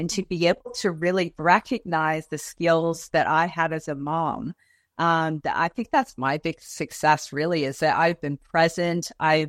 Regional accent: Toronto, Ontario, Canada; moved away as an adult; But yeah, no, I grew up in Toronto. And I followed my husband over there, 22 years ago.

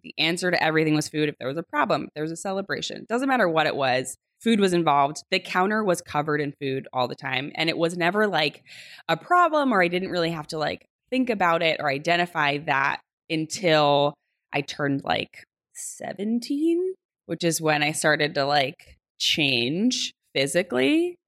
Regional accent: New Jersey, United States; I grew up in New Jersey. I'm a Jersey girl through and through.

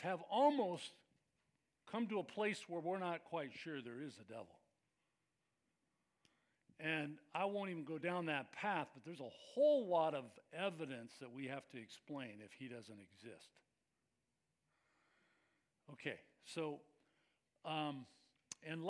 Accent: Bay Area, California, United States; I grew up in the Bay Area

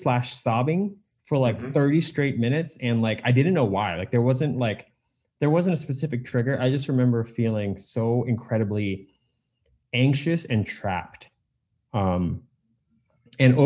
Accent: United States; I'm Asian American

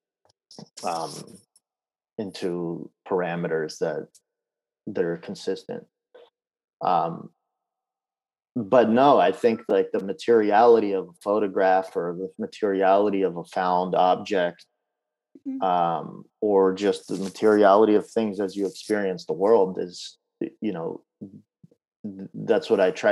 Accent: Baltimore, Maryland, United States; born or raised there; also born or lived in Kyiv, Ukraine

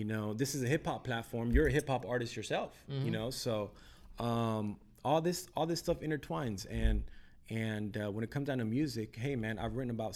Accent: Downey, California, United States; I grew up in Downey. I went to elementary school, middle school, high school

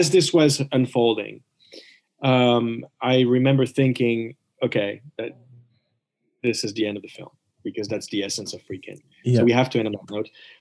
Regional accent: Switzerland; growing up in Switzerland

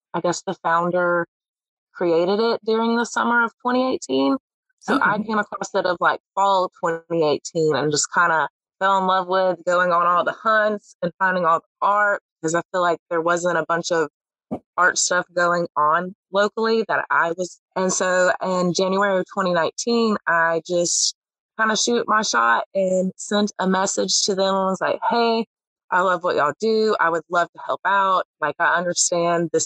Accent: Pelham, Alabama, United States; I've basically lived my entire life in Pelham, Alabama, in like Alabaster, but I play more of Pelham.

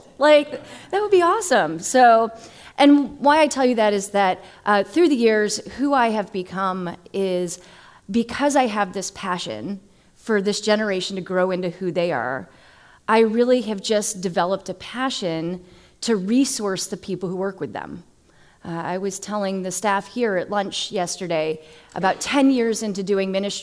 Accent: Massachusetts, United States; now in Florida, United States; I'm originally from Massachusetts

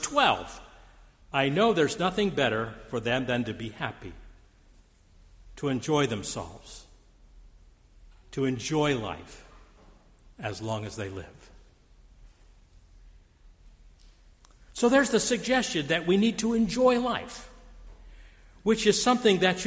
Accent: Steubenville, Ohio, United States; I grew up in Steubenville, Ohio, we lived across the street from a very conservative Jewish family

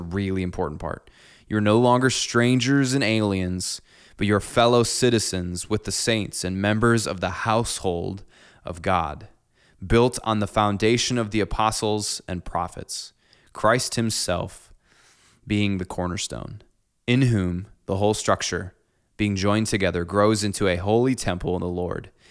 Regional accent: Clinton, United States; I'm the fourth generation to grow up in my church that I, that I grew up in here in Clinton.

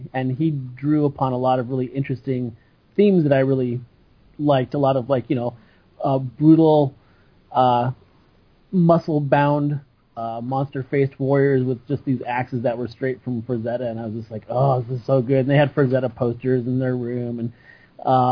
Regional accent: Ketchikan, Alaska, United States; now in Seattle, United States; growing up in Alaska, in Ketchikan, Alaska

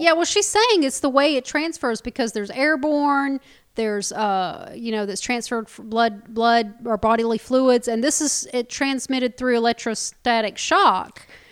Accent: United States; we're American

